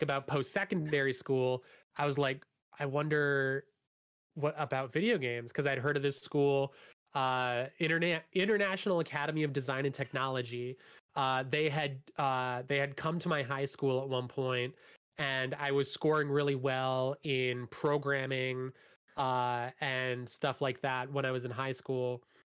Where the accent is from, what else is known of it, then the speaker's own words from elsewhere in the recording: Hamilton, Ontario, Canada; I grew up in Hamilton